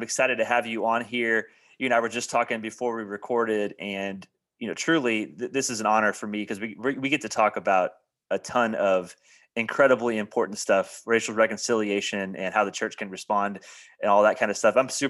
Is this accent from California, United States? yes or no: no; Indiana, United States; I'm from Indiana